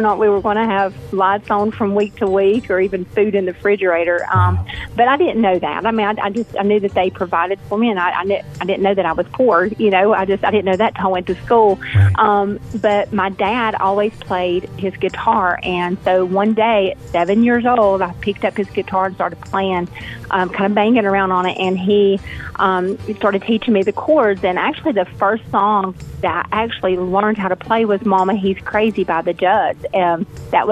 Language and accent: English; Canton, North Carolina, United States; my hometown of Canton, North Carolina